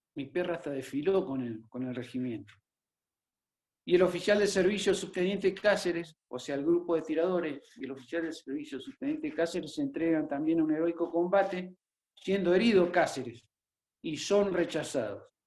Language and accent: Spanish; Formosa, Argentina; Formosa, mi provincia natal